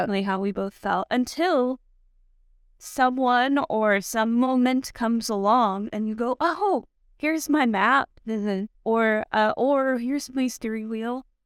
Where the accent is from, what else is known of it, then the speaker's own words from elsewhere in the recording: Texas, United States; I grew up in Texas